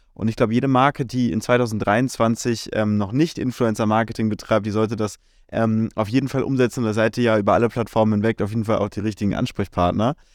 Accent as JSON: {"language": "German", "country": "Germany", "said": "bei uns in Deutschland"}